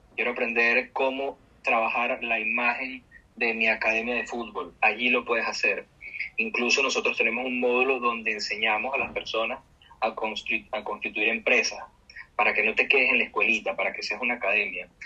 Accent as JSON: {"language": "Spanish", "country": "Venezuela", "said": "yo creo en mi país, yo creo en la gente de mi país"}